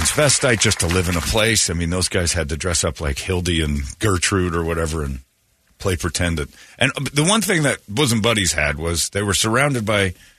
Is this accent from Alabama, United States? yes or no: yes; Alabama, United States; I'm from Alabama.